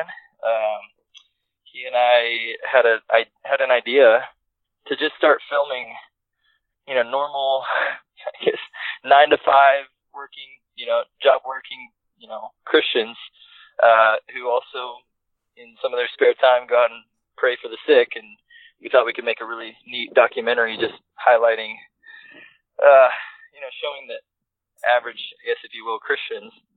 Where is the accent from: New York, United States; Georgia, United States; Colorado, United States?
Georgia, United States; suburbs of Atlanta; I started youth pastoring at a church in my hometown, which is, you know, the suburbs of Atlanta